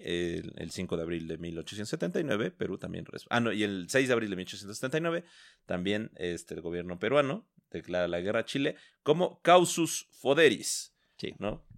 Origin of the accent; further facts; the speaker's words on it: Mexico; como somos mexicanos